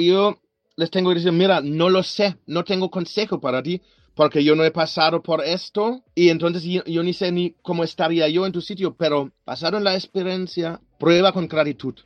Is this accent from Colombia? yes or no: no; Germany; Spanish is a second language; moved away as an adult; now in Barcelona, Spain; De Alemania, de Alemania.